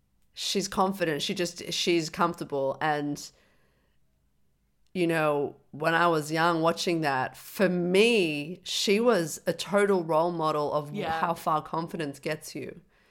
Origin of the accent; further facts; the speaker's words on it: Dublin, Leinster, Ireland; Well, I'm from Dublin, so I'm not retarded.